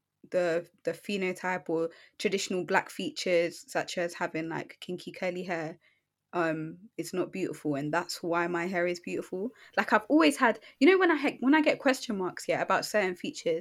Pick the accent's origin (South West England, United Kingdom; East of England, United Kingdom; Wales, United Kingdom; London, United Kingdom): London, United Kingdom; I'm black and I'm from London